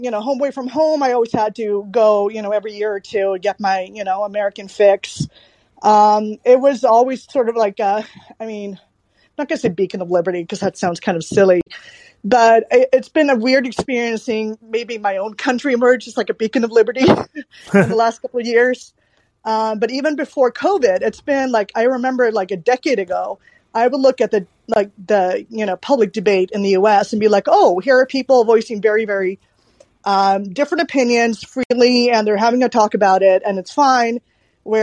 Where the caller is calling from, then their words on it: Sweden; also born or lived in Seattle / Bellevue; I actually am one of those foreigners. I'm calling from Sweden